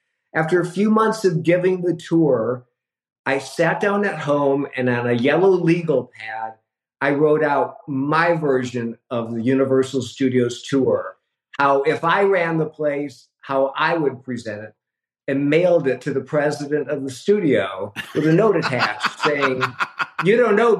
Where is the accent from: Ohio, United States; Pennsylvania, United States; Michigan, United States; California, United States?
Michigan, United States; moved away as an adult; now in Los Angeles, United States; a kid growing up in Michigan